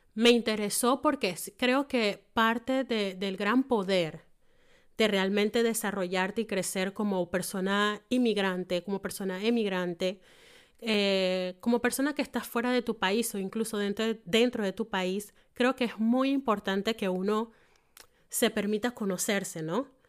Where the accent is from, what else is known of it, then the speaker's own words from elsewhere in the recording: Panama; now in Germany; en mi caso, soy panameña